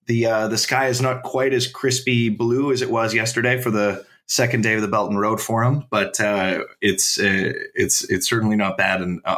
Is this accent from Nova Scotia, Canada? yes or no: no; Ottawa, Ontario, Canada; moved away as an adult; also born or lived in Nanjing, China; now in Beijing, China; get out of my hometown of Ottawa for a little while.